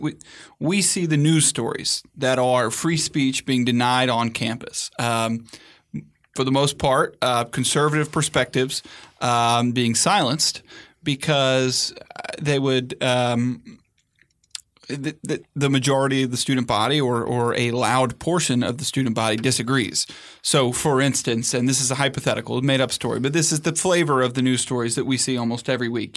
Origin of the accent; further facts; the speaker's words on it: Atlanta, Georgia, United States; now in Washington, D.C., United States; my hometown in Atlanta